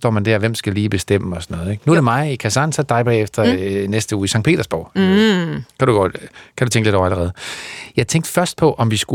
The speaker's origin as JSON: {"language": "Danish", "region": "Zealand", "country": "Denmark", "tie": "born there", "said": "er født i, øh, på Sjælland, så, så, så ja, man siger dansk."}